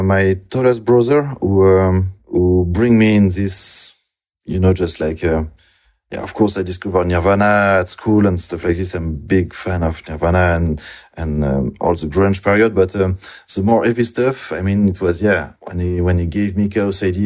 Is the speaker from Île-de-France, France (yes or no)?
no; near Bordeaux, Nouvelle-Aquitaine, France; English is a second language; moved away as an adult; also born or lived in Toulouse, France / Angoulême, France; now in Brussels, Belgium; I'm from France, from some, southwest France, uh, near Bordeaux.